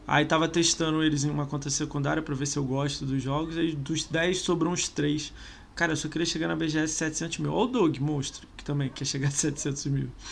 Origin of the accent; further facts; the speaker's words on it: Rio de Janeiro, Brazil; eu sou do Rio